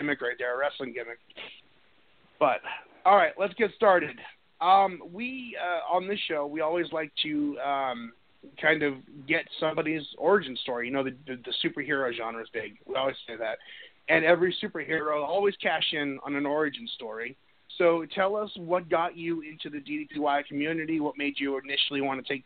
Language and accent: English; United States; we always had them here in the States, you know, for wrestling growing up